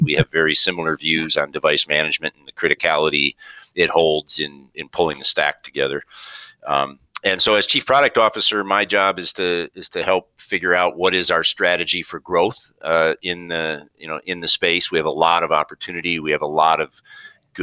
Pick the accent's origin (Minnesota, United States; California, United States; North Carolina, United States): Minnesota, United States; also born or lived in New York; Grew up in Minnesota, born and raised in Minnesota